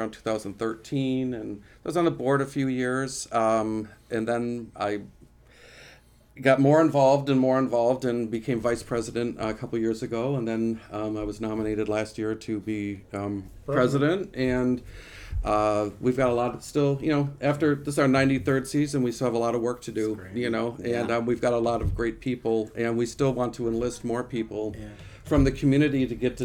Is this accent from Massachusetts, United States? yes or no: no; Janesville, Wisconsin, United States; moved away; also born or lived in East Coast; I'm from Janesville.